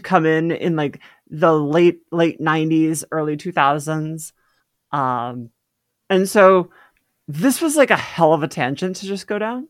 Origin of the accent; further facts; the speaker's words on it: Midwest, United States; I grew up in the Midwest